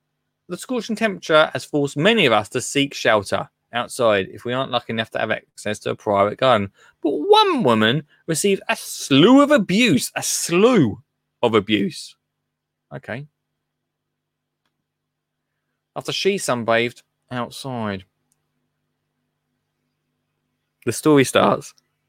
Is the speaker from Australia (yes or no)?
no; England, United Kingdom; But we're hot. Because we're from England.